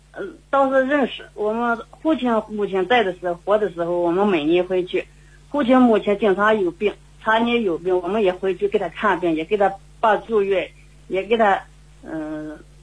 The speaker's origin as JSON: {"language": "Chinese", "region": "Henan", "country": "China", "tie": "born or raised there", "moved": "yes", "lives_now": "Shanxi, China", "said": "我老家是河南，我现在在山西。"}